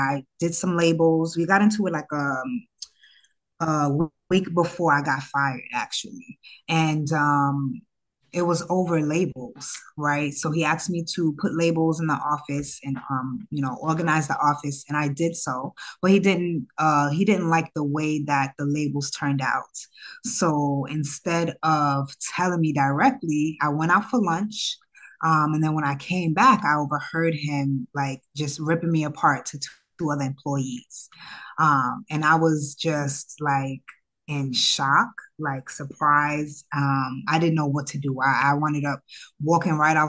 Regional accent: New York City, New York, United States; also born or lived in Ghana; I'm from Harlem, grew up in Harlem

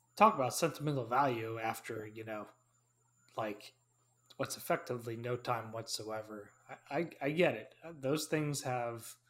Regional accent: Hudson Valley, New York, United States; I grew up in the Hudson Valley

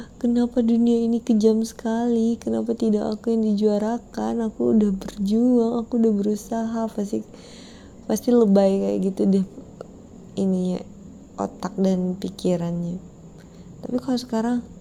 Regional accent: Pekanbaru, Riau, Indonesia; kayak aku warga Pekanbaru

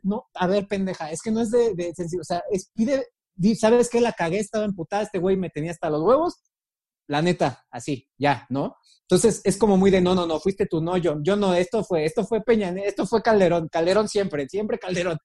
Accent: Mexico; como mexicanos

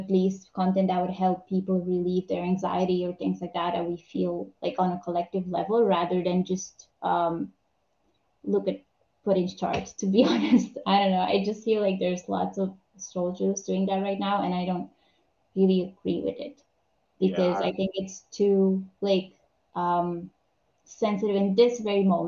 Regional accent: Romania; I'm from Romania.

